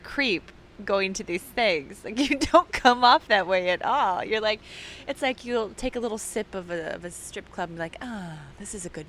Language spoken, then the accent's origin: English; Kansas City, Missouri, United States; I remember, so I'm from Kansas City, Missouri.